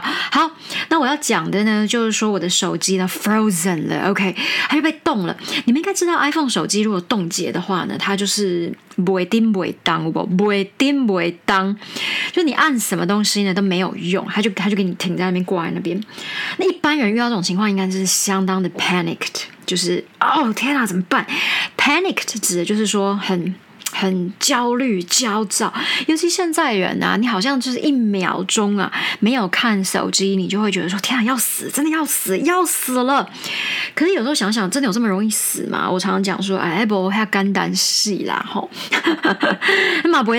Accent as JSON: {"language": "Chinese", "country": "United States", "said": "其实主要是因为我们都是美国人在在校对这些东西，主笔者当然是我，所以会比较是一个美国人的思路"}